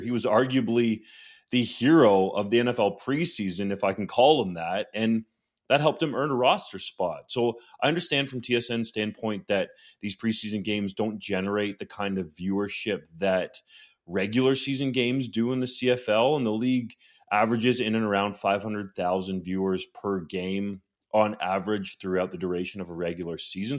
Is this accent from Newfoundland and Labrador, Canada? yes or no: no; Guelph, Ontario, Canada; I'm from Guelph and went to the University of Guelph